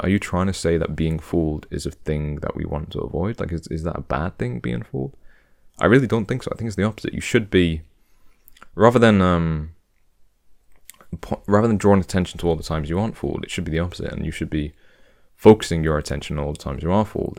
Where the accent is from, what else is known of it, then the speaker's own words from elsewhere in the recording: United Kingdom; I'm British